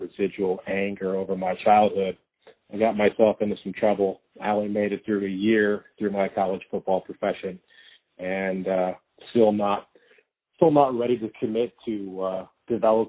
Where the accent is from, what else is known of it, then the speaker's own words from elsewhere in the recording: Ohio, United States; I grew up in Ohio